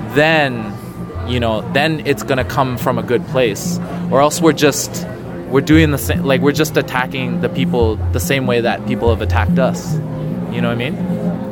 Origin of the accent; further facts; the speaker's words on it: Canada; growing up in Canada